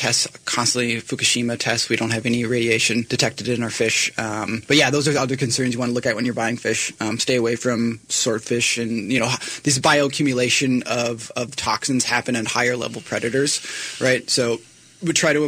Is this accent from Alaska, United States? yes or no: yes; Alaska, United States; we're from Alaska, but we are local in every sense of the word.